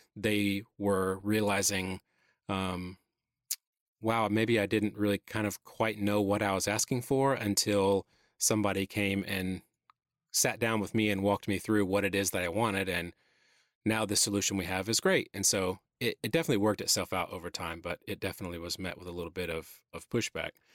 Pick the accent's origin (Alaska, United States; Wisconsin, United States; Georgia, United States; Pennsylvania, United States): Georgia, United States; Atlanta; moved away as an adult; now in South Carolina, United States; Born and raised in Atlanta. This is the only other place I've ever lived